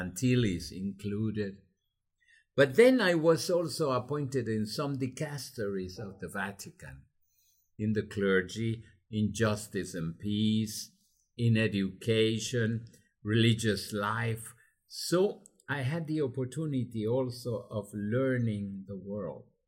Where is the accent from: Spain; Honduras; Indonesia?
Honduras; English is a second language; I learned to fly when I was 14 in a clandestine way in an aero club of Honduras